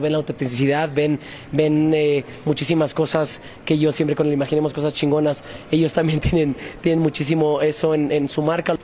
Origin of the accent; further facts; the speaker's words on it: Mexico; todos somos mexicanos